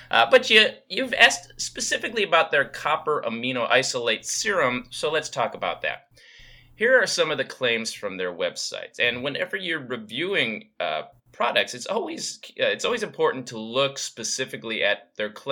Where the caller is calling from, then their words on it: Maryland, United States; I'm listening from Maryland.